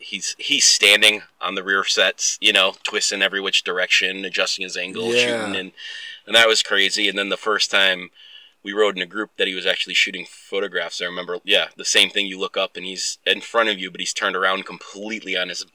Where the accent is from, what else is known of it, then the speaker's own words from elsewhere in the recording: Midwest, United States; now in Oregon, United States; When I moved to Oregon, I came from the Midwest.